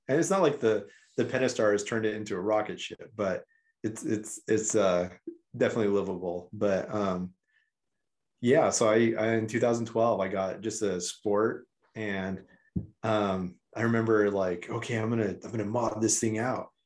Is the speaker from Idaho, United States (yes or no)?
yes; rural Idaho and Eastern Oregon, United States; I grew up in, um, rural Idaho and Eastern Oregon